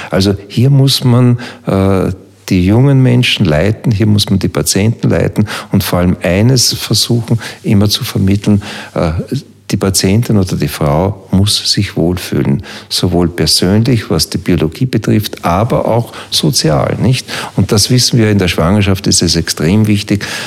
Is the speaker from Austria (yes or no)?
yes; Hainburg an der Donau, Lower Austria, Austria; born or raised there